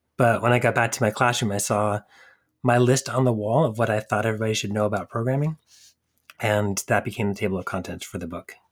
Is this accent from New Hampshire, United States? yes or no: yes; New Hampshire, United States; moved away as an adult; also born or lived in New York City; I grew up in New Hampshire, just outside of Boston